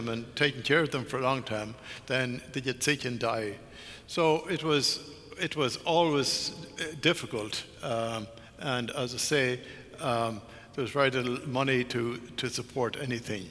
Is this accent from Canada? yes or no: no; Ireland; Ireland, my home country